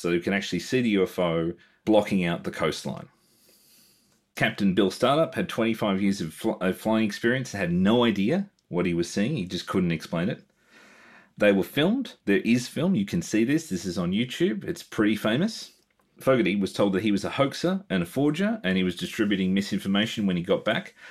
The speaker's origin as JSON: {"language": "English", "country": "Australia", "said": "being Australian"}